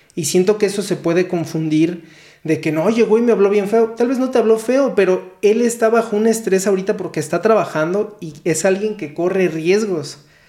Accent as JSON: {"language": "Spanish", "country": "Mexico", "said": "yo nada más he vivido en México, yo nada más conozco México, soy un mexicano"}